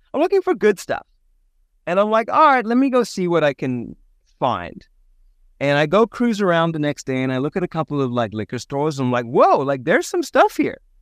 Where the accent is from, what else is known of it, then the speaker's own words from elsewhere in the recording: South Africa; moved away; Born and raised in South Africa